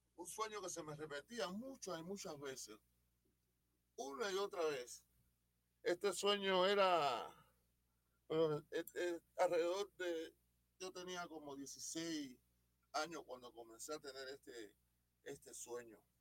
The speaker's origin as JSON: {"language": "Spanish", "country": "Cuba", "said": "yo de Cuba nunca salí."}